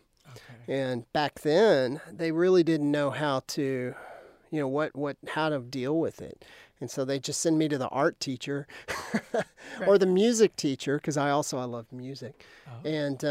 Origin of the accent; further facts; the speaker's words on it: Lubbock, Texas, United States; I grew up outside of Lubbock towards Brownfield, and we had a horse ranch out there. And so it was actually pretty isolated at the time.